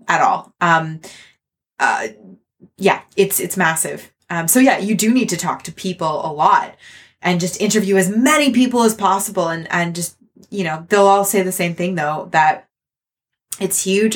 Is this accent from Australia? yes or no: no; Canada; I'm Canadian